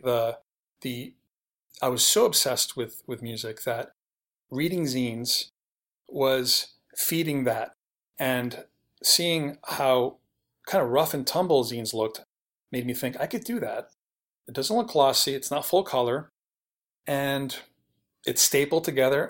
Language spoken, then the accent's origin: English; New York City, New York, United States; moved away as an adult; now in Los Angeles, United States; I was born and raised in New York City. I lived there till I was thirty-one